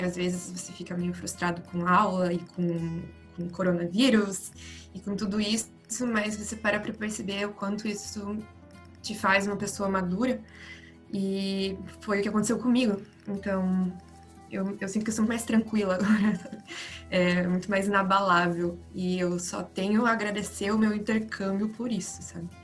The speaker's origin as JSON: {"language": "Portuguese", "country": "Brazil", "moved": "as an adult", "lives_now": "Spain", "said": "como brasileiros e falando português"}